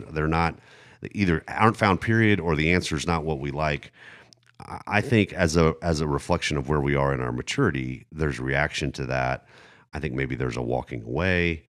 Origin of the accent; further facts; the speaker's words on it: Germany; moved away; I grew up in Germany